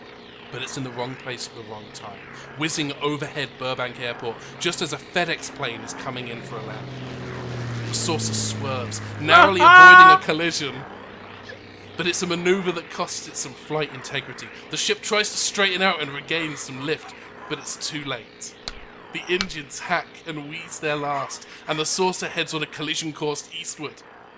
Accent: Watford, East of England, United Kingdom; moved away; also born or lived in China; Well, I was born in China, raised in actually in Watford in England, and then I moved here.

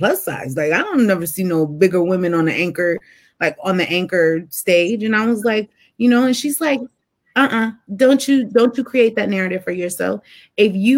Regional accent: United States

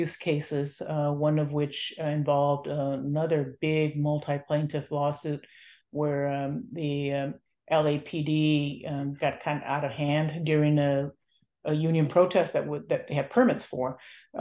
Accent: Los Angeles, California, United States; where I grew up in Boyle Heights in Los Angeles

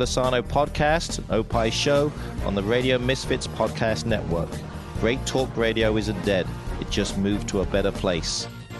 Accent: England, United Kingdom; now in Illinois, United States; I am from England.

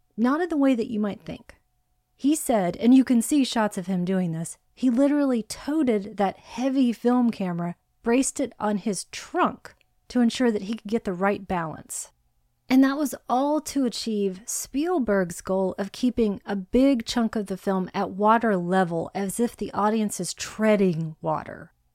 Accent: Hawaii, United States; I was born in Hawaii

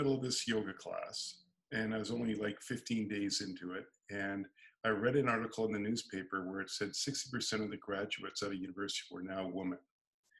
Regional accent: San Diego, California, United States; now in Canada; I was originally from California, San Diego, and living in Canada

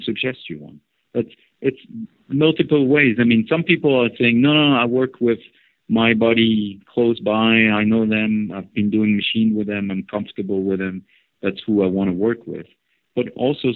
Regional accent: northeast France, France; I grew up in northeast part of France

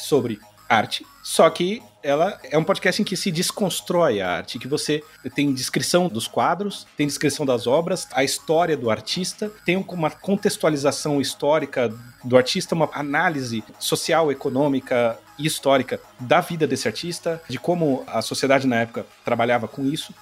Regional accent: São Paulo, Brazil; Eu sou paulista paulistano. Tá? Eu cresci no estado que não tem uma Avenida Getúlio Vargas em nenhuma cidade

